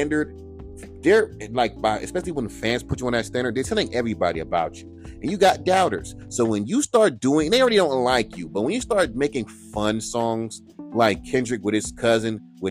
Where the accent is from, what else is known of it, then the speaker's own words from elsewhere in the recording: California, United States; I'm from California.